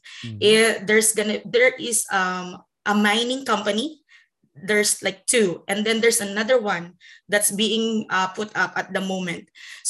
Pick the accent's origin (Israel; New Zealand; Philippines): Philippines; moved away as an adult; now in Canada; I'm technically from the Philippines, and I came to Canada 2012. So that was 11 years ago